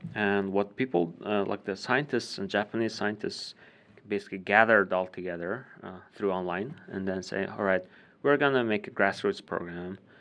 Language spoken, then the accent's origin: English; Ulaanbaatar, Mongolia; moved away; I was born and raised in Ulaanbaatar